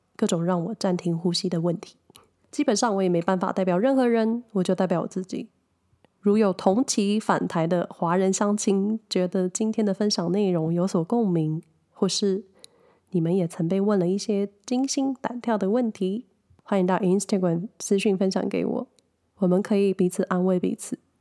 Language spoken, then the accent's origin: Chinese; a small town in Hsinchu County, Taiwan; moved away as an adult; also born or lived in Taipei; 我的家乡在新竹，新竹县的一个小镇